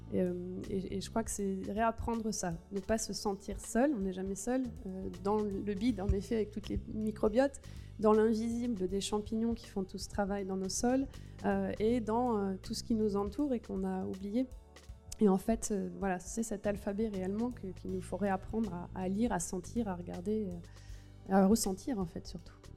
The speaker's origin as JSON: {"language": "French", "area": "Gironde", "region": "Nouvelle-Aquitaine", "country": "France", "said": "je viens de Gironde, et donc chez moi, ça a tout cramé cet été"}